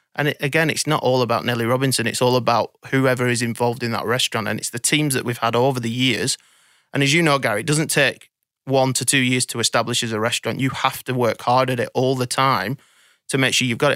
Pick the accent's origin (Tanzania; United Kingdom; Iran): United Kingdom; Blackburn, North West England; now in Sydney, Australia; I was brought up in Blackburn in, in the U K